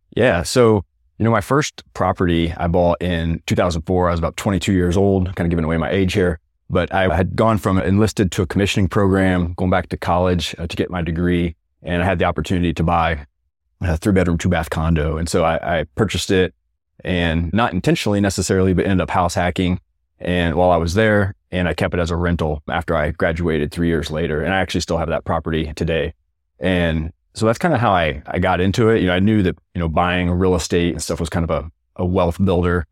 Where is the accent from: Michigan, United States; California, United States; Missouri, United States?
Missouri, United States; rural; moved away as an adult; Many of them in rural Missouri, kind of near my hometown